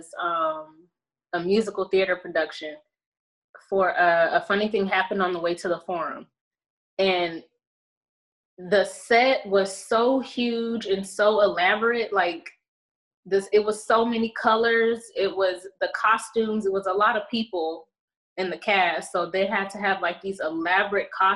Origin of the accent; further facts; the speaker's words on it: Victoria, Texas, United States; moved away as an adult; now in California, United States; I'm born and raised in Texas, Victoria, Texas, to be exact